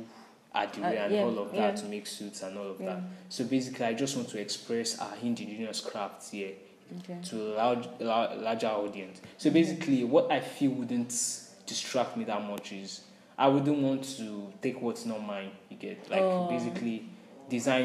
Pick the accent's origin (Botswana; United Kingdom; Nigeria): Nigeria; this is our Nigeria, and I'm an African, I'm a Nigerian